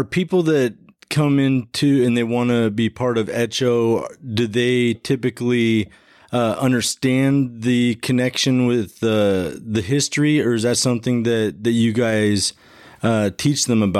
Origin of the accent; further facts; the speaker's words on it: Arizona, United States; I was born and raised in Arizona. Okay. I've lived in a few different parts of the state, and I know the state very well.